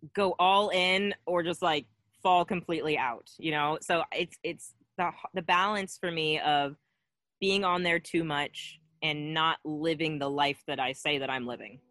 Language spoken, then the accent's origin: English; Cincinnati, Ohio, United States; I'm from Cincinnati originally, from here.